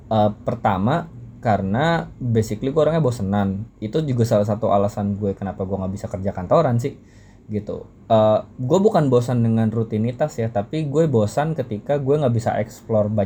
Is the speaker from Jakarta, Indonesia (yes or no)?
yes; Jakarta, Indonesia; karena ya gue orang Betawi tinggal di Jakarta.